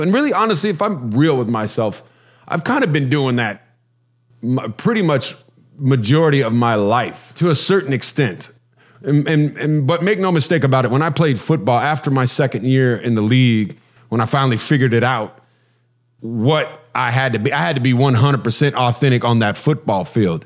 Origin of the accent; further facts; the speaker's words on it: Huntington Beach, California, United States; I'm from Huntington Beach, California, uh, which is kind of a surfer culture